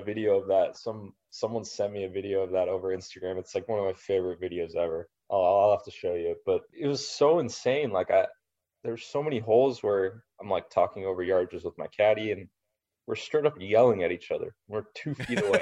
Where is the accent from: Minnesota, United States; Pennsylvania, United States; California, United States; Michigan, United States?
California, United States; Los Angeles; Riv is my hometown event